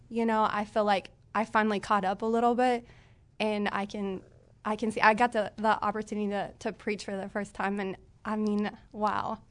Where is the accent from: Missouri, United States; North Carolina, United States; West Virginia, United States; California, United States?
Missouri, United States; Springfield Branson area; moved away; I'm from the Springfield Branson area.